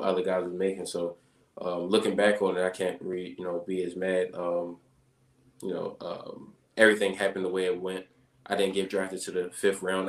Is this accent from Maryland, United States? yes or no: yes; Baltimore, Maryland, United States; moved away as an adult; now in Green Bay, United States; growing up in Baltimore